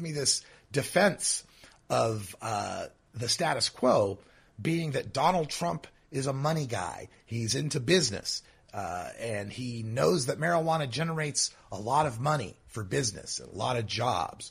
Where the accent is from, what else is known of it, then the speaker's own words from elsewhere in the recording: Idaho, United States; my home state of Idaho